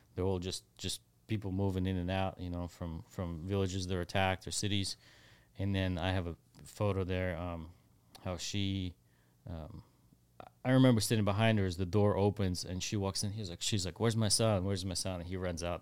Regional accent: Ukraine; now in Texas, United States; the street that I grew up on

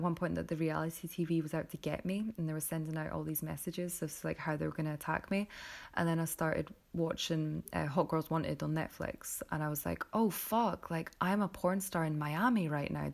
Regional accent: Scotland, United Kingdom; I'm Scottish

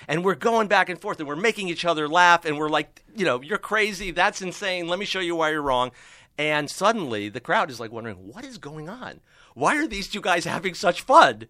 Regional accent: Miami, Florida, United States; now in Los Angeles, United States; I grew up in Miami

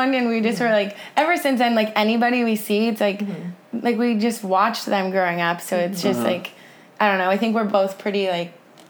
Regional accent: Hermosa Beach, California, United States; I grew up in Hermosa, and then my parents moved to Manhattan when I was in high school.

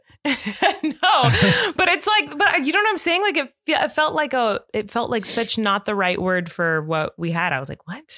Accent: California, United States; accent: California; I'm from California

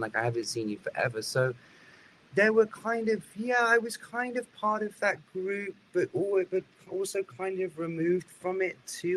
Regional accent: United Kingdom; being British

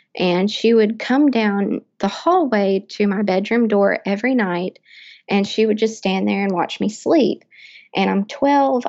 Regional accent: Lexington, Kentucky, United States; I am from Central Kentucky, Lexington

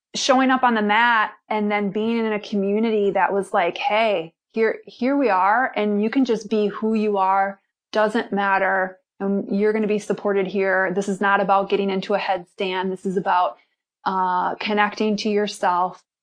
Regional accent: Milwaukee, Wisconsin, United States; I'm originally from Milwaukee, Wisconsin

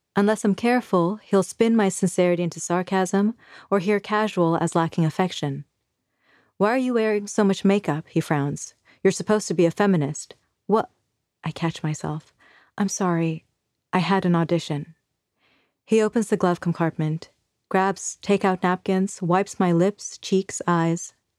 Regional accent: Bangladesh; moved away; So, I am from Bangladesh. I was born there in nineteen eighty-three

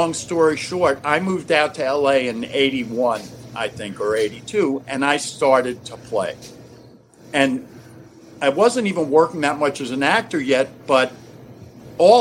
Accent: New York, United States; moved away as an adult; also born or lived in Los Angeles; now in Lexington, Kentucky, United States; my brother and I grew up in New York

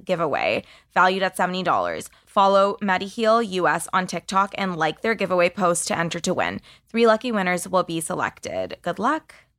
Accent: Canada; As a Canadian

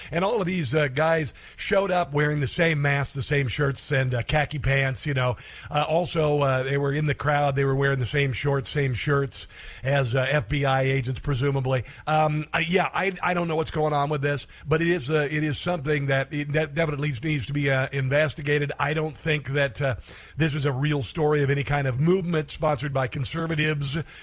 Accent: Iowa, United States; my home state of, of Iowa

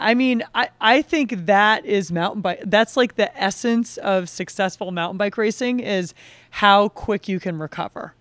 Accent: Vermont, United States; I grew up downhill ski racing a, at this ski area in Vermont called Cochrane Ski Area.

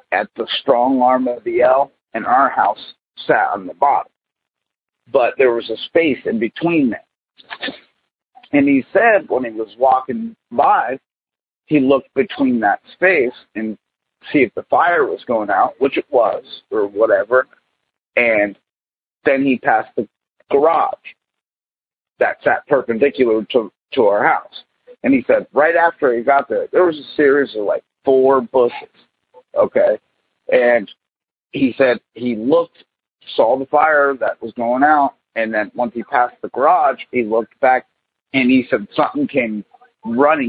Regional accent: New Philadelphia, Ohio, United States; The name of my town is New Philadelphia, Ohio, but it is a small town.

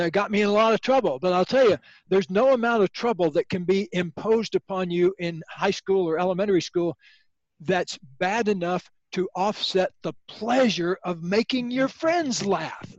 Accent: Sebring, Florida, United States; I grew up in Florida near the Sebring Over. racetrack

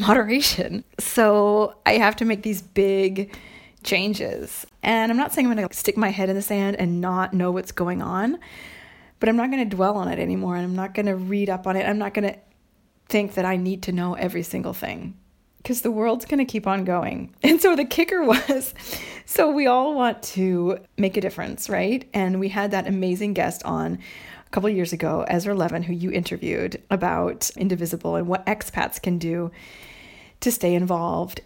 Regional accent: United States; moved away; also born or lived in Montreal, Canada

